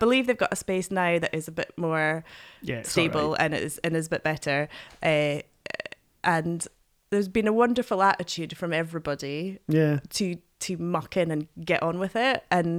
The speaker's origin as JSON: {"language": "English", "town": "Glasgow", "region": "Scotland", "country": "United Kingdom", "tie": "born there", "also_born_or_lived": "Oban / Black Isle", "said": "I was born in Glasgow. I lived in Oban for a while and then moved to Black Isle."}